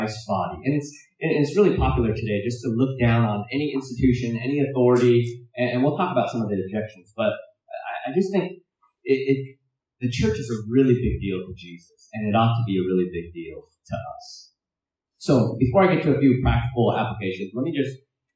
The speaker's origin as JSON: {"language": "English", "country": "United States", "said": "I'm Chinese American, so my dad preached in Cantonese, so I didn't understand a whole lot of it."}